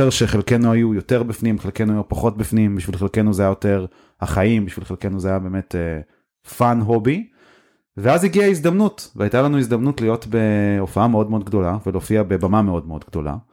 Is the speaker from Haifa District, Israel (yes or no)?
yes; Haifa, Haifa District, Israel; אני ופולק למדנו באותו בית ספר, אה, בית ספר הרצל בחיפה.